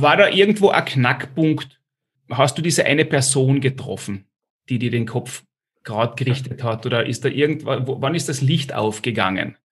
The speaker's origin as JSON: {"language": "German", "country": "Austria", "said": "ich komme auch aus dem kleinen Österreich"}